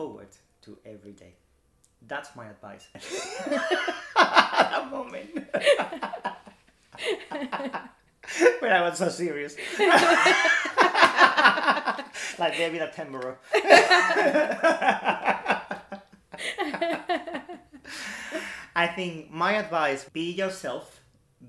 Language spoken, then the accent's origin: English; Madrid, Community of Madrid, Spain; now in United Kingdom; I'm from Madrid